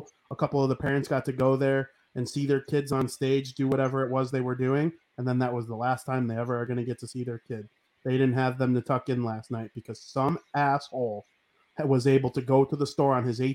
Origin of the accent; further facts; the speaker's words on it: United States; nobody loves being an American more than me